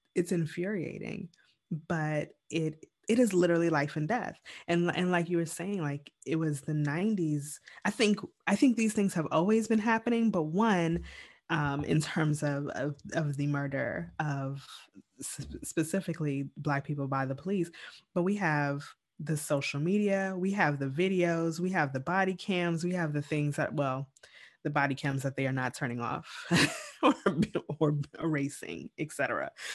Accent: New York City, New York, United States; I was born in Brooklyn.

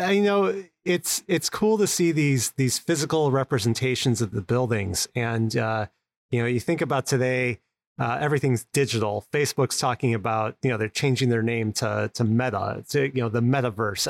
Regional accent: Chicago, Illinois, United States; Chicago, which is where I'm located, my hometown

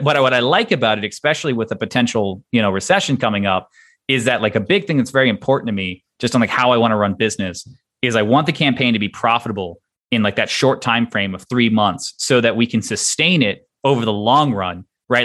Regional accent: Texas, United States; moved away; I'm originally from Texas

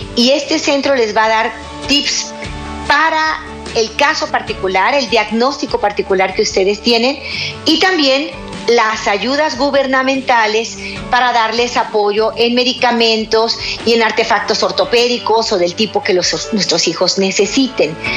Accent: Guadalajara, Jalisco, Mexico; en México, en mi ciudad. Guadalajara, Jalisco, México

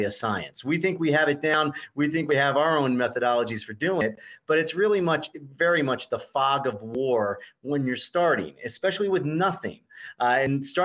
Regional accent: Fairborn, Ohio, United States; I grew up in Fairborn, Ohio, Dayton, Ohio

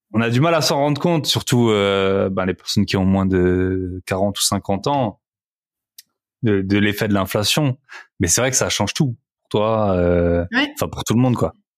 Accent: France; moved away as an adult; ça fait aussi 11 ans maintenant que je suis parti euh, de la France

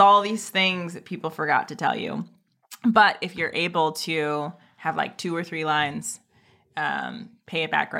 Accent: Oakland, California, United States; I grew up in Oakland. I was raised in Oakland at a time when like Oakland was crazy.

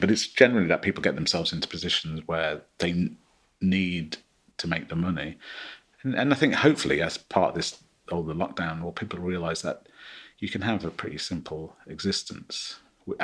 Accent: Midlands, United Kingdom; I grew up in the Midlands in the late 70s and early 80s.

